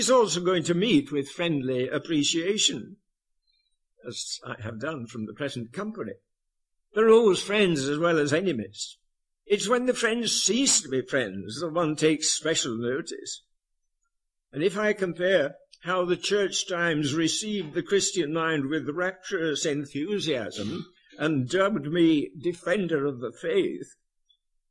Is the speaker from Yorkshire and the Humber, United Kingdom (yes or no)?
yes; Yorkshire and the Humber, United Kingdom; I was born and brought up in Yorkshire